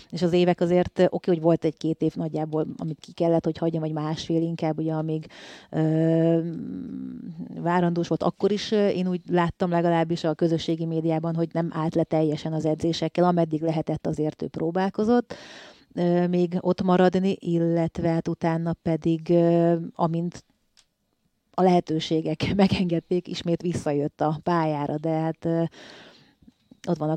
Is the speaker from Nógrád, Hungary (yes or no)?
yes; Salgótarján, Nógrád, Hungary; hát én Salgótarjánból úgy származom, hogy ott volt ugye az első, második egyesületem, a Pásztó az első, de hogy nagyon sokáig voltam Tarjáni versenyző